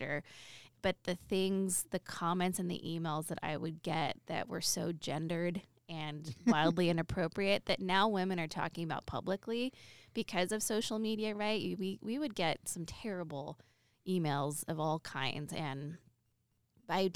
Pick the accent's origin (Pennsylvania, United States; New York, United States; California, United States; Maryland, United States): California, United States; Los Angeles; moved away as an adult; now in Reno, United States; I grew up in Southern California